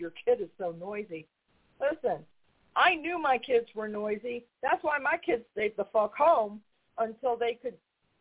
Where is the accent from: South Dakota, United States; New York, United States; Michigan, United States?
New York, United States; now in North Carolina, United States; I'm from New York, and we moved down here many, many years ago